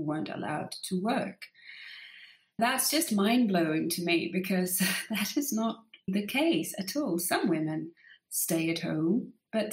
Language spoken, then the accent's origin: English; Denmark; I grew up in this very mixed family with my dad being from Egypt and my mum obviously from Denmark